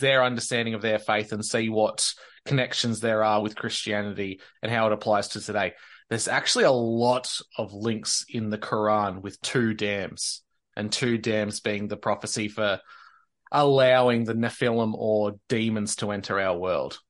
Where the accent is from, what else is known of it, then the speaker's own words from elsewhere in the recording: Victoria, Australia; near the border of New South Wales and Victoria, my home state